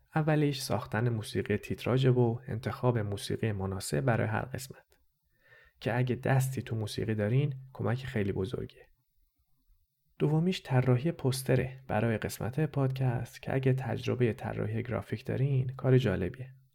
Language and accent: Persian; Tehran, Tehran Province, Iran; first language Persian; moved away as an adult; also born or lived in Lahore, Pakistan; now in Montreal, Canada; من خودم هم تو شهر لاهور پاکستان به دنیا آمدم و یه سال اول زندگیم اونجا بودم. بعدش با خانواده رفتیم ایران و من توی تهران بزرگ شدم. بنابراین زبون اول من فارسیه